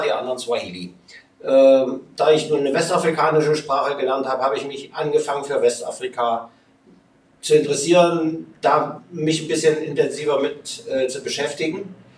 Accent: Leipzig, Saxony, Germany; ich bin in Leipzig groß geworden

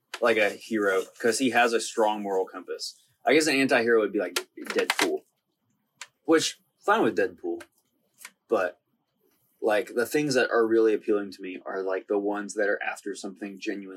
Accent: Montgomery, Alabama, United States; also born or lived in South Carolina; To make it easy, I'd say I'm from Montgomery.

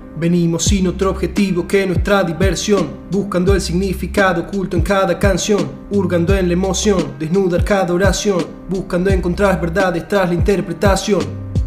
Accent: Argentina; en el argentino

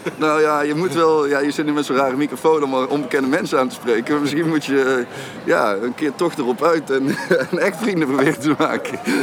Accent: Eindhoven, North Brabant, Netherlands; als Eindhovenaar

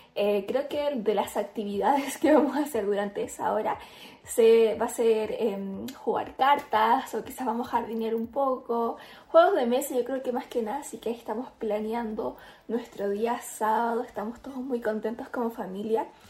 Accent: Chile; soy influencer chilena

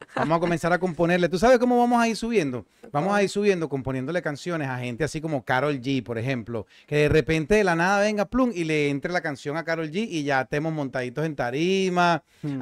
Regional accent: Venezuela; moved away; más cerca de Venezuela de lo que había estado en todos estos años desde que salí de mi tierra

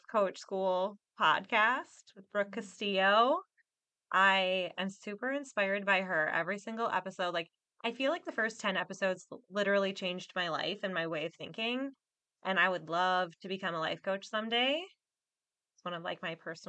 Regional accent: Minneapolis suburbs, Minnesota, United States; we're both from the Minneapolis suburbs.

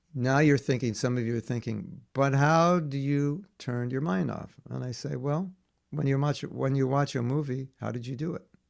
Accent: near Hollywood, California, United States; I grew up near Hollywood

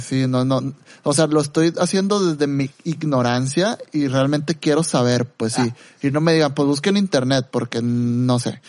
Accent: Mexico

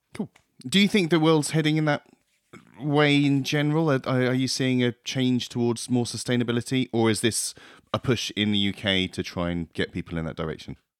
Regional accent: Plymouth, South West England, United Kingdom; I grew up in Plymouth

